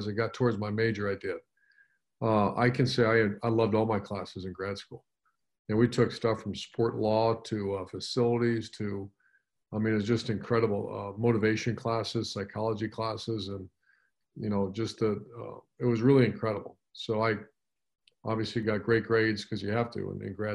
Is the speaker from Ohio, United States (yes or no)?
yes; Ashtabula, Ohio, United States; growing up in Ashtabula, Ohio, and that's right outside of Cleveland.